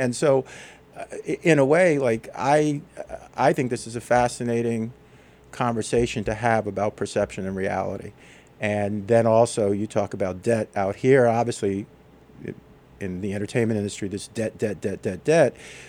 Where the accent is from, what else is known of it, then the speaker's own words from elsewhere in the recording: New York City, New York, United States; moved away as an adult; also born or lived in Los Angeles; I'm a kid from New York City who went out to Los Angeles and spent, 30 years working in the entertainment industry.